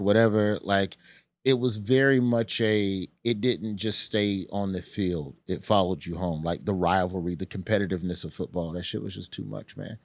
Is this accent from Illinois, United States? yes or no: no; Birmingham, Alabama, United States; moved away; also born or lived in Memphis, Tennessee / Tallahassee, Florida; I'm from Birmingham